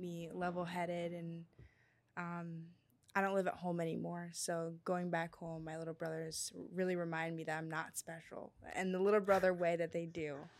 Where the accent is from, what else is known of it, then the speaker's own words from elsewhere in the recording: Akron, Ohio, United States; I'm from Akron